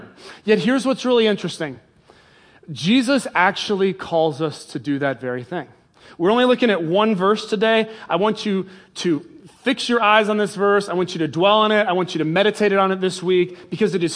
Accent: England, United Kingdom; I was born in England

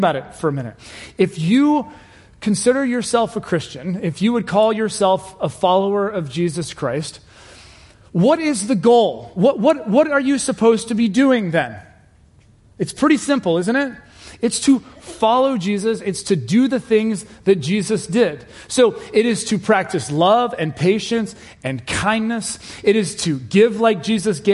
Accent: Cincinnati, Ohio, United States; I grew up in Cincinnati, Ohio

